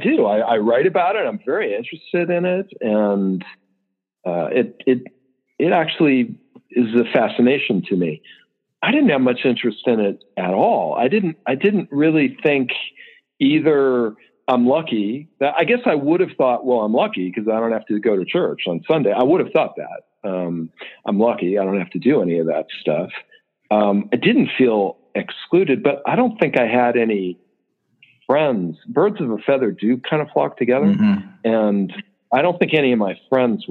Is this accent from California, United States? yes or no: yes; Los Angeles, California, United States; I grew up in like a suburb of Los Angeles in the San Fernando Valley.